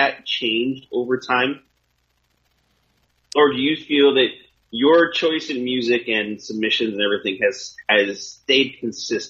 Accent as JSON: {"language": "English", "region": "California", "country": "United States", "said": "I'm from California"}